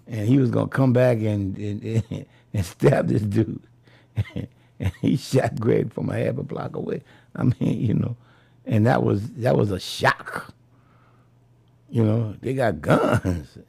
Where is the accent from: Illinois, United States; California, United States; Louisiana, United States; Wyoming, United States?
Louisiana, United States; New Orleans; I'm from the Magnolia Project